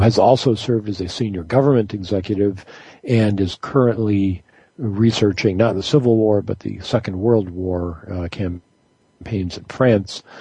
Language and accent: English; Michigan, United States; now in North Carolina, United States; I'm actually from Michigan